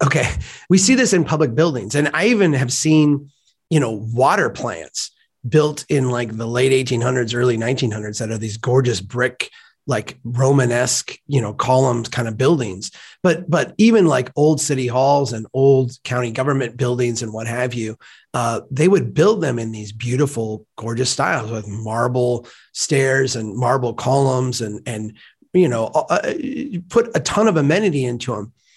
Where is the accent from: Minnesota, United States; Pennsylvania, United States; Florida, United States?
Minnesota, United States; Brainerd; Gregory Park in my hometown